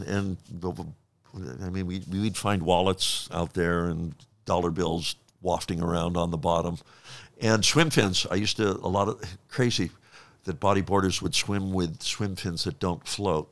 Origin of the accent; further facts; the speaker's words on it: Honolulu, Hawaii, United States; I grew up in Honolulu